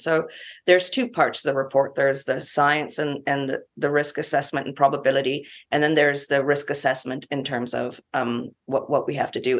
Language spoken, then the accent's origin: English; Canada; now in New Zealand; I'm Canadian, a few years ago, I was back in Canada